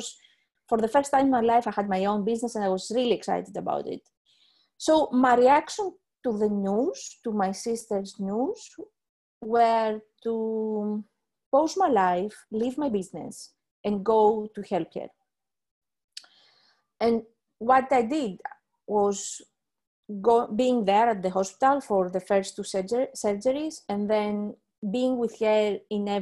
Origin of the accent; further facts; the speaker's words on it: Greece; now in Leeds, United Kingdom; I am originally from Greece. I live in the UK, in Leeds